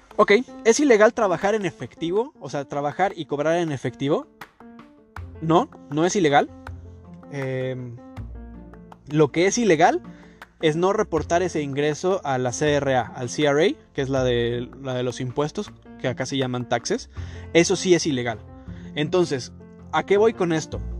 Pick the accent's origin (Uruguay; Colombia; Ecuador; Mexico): Mexico; now in Toronto, Canada; nosotros como mexicanos